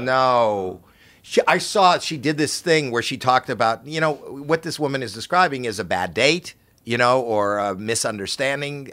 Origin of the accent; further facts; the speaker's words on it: Canada; I'm from Canada.